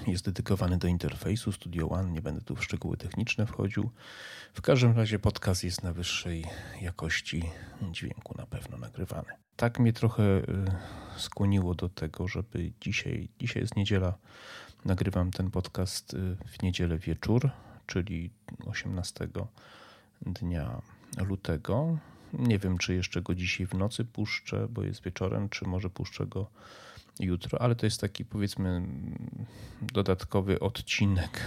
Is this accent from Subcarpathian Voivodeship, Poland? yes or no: yes; near Medyka, Subcarpathian Voivodeship, Poland; jest 5 km, 6 od miejsca, w którym spędziłem dzieciństwo, ja tam się wychowałem